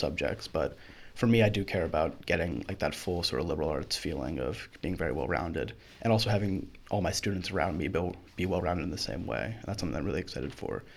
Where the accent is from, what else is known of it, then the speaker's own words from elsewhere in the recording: Baltimore, Maryland, United States; also born or lived in Timonium, Maryland; I grew around this area